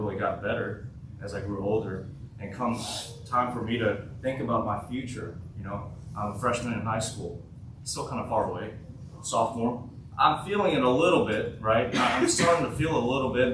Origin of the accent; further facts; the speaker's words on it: Martin, Tennessee, United States; also born or lived in South Korea; I was born in South Korea. I moved to the United States in 2006 when I was 9 years old to a little place called Martin, Tennessee.